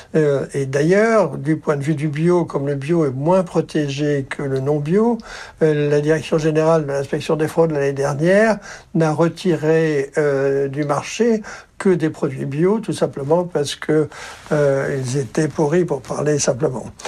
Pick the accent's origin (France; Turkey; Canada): France; Brittany; Quand j'étais enfant en Bretagne